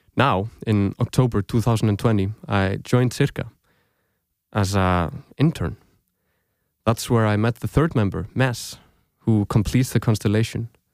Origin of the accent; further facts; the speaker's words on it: Reykjavík, Capital Region, Iceland; moved away as an adult; also born or lived in Aarhus, Denmark; now in Denmark; I grew up in Reykjavík, Iceland. I lived there most of my life